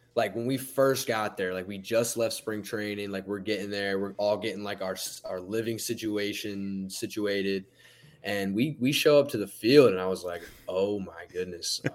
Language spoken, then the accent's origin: English; the Poconos, Pennsylvania, United States; I pretty much just grew up in the snow. I, I'm from the Poconos